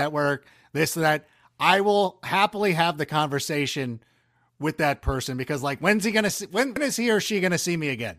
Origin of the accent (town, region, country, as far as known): Southern California, United States; born or raised there; also born or lived in Chicago